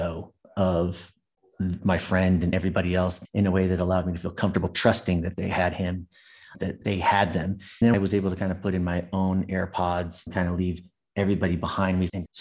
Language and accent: English; San Jose, California, United States; also born or lived in New York / Seattle, Washington; I was raised Catholic in San Jose, California